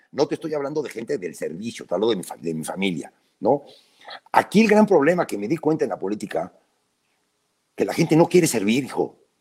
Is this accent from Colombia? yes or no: no; Puebla, Mexico; yo vivo en Puebla, yo nací en Puebla